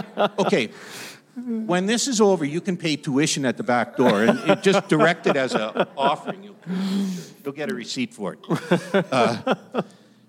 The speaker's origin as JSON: {"language": "English", "town": "Pembroke", "region": "Ontario", "country": "Canada", "tie": "born or raised there", "said": "my hometown, which is Pembroke, Ontario, tired old lumber town on the border of Ontario and Quebec"}